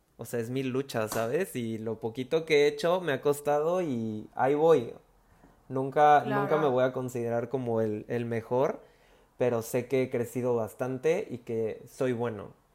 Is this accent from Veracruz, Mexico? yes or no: yes; Veracruz, Mexico; soy de Veracruz